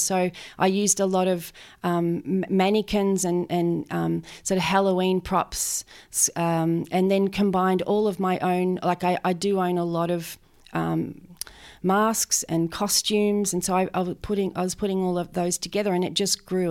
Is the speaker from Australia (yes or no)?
yes; Benalla, Victoria, Australia; I grew up, um, around Benalla